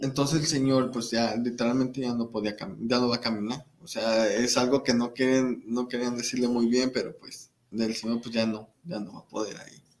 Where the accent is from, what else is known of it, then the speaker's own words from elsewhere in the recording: Celaya, Guanajuato, Mexico; moved away as an adult; now in Guadalajara, Mexico; Yo soy de Celaya, Guanajuato